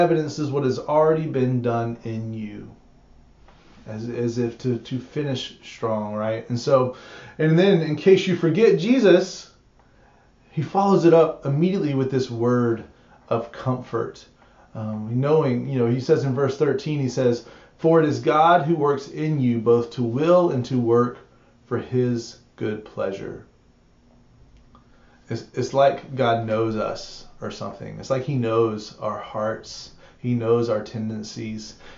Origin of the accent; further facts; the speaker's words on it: United States; we as American modern Christians